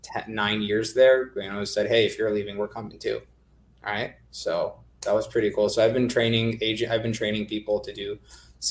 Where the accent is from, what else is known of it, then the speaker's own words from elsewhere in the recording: California, United States; I'm from California